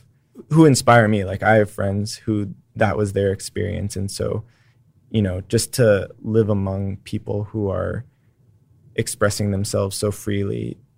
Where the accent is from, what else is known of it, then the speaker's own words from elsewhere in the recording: Texas, United States; the best parts about being Texan are perseverance and just kind of a push forward despite the barriers that are in front of us